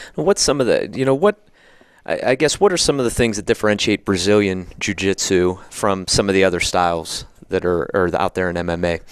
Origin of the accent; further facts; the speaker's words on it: Somerset, Pennsylvania, United States; I grew up in Somerset, which is the other side